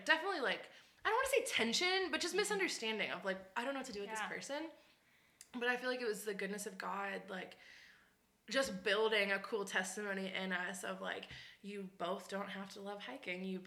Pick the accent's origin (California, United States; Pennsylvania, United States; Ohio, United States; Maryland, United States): Pennsylvania, United States; Pittsburgh; moved away as an adult; now in Las Vegas, United States; I'm originally from Pittsburgh, Pennsylvania